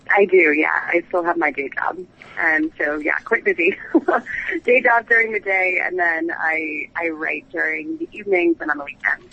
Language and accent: English; New England, United States; moved away as an adult; now in London, United Kingdom; I'm from New England originally, so I grew up in a small town